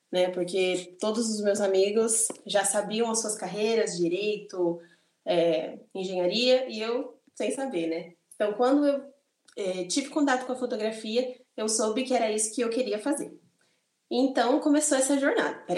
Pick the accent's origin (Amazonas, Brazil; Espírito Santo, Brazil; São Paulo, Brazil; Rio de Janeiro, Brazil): São Paulo, Brazil; eu tenho 22 anos, mais uma vez, sou do interior de São Paulo, uma cidade bem pequena aqui em São Paulo.